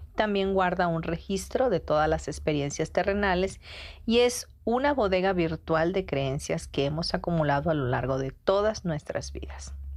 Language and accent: Spanish; Mexico